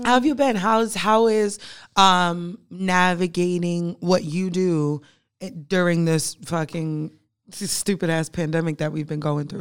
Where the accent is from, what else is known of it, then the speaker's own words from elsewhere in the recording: New York City, New York, United States; now in Charlotte, United States; I am a bougie Brooklyn bitch